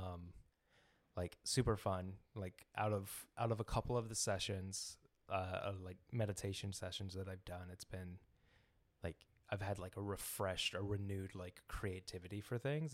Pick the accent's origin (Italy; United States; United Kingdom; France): United States; Memphis, Tennessee; now in Kansas City, United States; I'm from Memphis, Tennessee